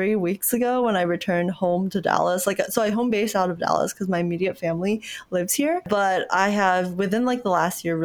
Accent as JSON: {"language": "English", "region": "Kuala Lumpur", "country": "Malaysia", "tie": "born or raised there", "moved": "yes", "lives_now": "United States", "said": "I was born in Kuala Lumpur, Malaysia."}